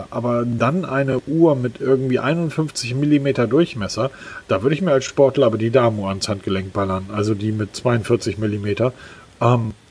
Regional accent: Hamburg, Germany; Ich komme aus Hamburg.

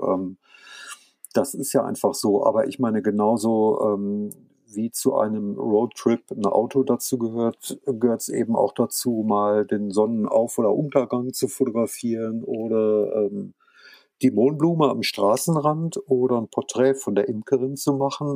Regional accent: France; also born or lived in near Hanover, Germany; now in Germany; ich bin ja in Frankreich geboren und da aufgewachsen

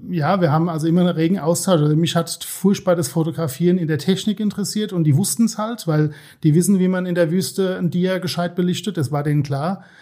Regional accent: Worms, Rhineland-Palatinate, Germany; born there; now in Osthofen, Germany; Ich bin gebürtig aus Worms, genau, wohne jetzt äh, seit uh, fast 20 Jahren in Osthofen.

